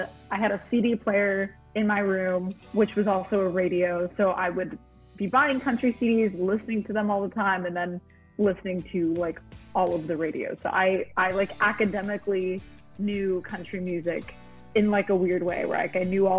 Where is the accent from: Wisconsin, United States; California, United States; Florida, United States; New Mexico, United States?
New Mexico, United States; Albuquerque; now in Nashville, United States; I'm from Albuquerque, New Mexico, and I live in Nashville now